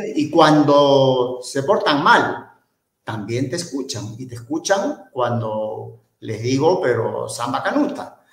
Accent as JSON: {"language": "Spanish", "country": "Peru", "said": "soy eh, descendiente palestino, soy cholo y soy camello, pero por sobre todo soy peruano"}